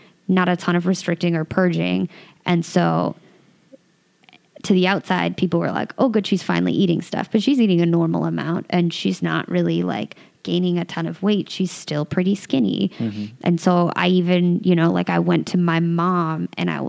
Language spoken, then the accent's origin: English; Santa Cruz, California, United States; I grew up in Santa Cruz, California, which is like a little beach and surfer town